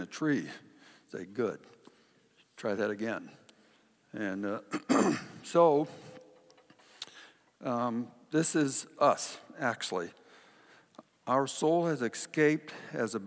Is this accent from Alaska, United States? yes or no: yes; Kodiak, Alaska, United States; When I was a kid, my dad would, in Kodiak, trap beaver and otter for kind of a sideline, and I got to go along with him.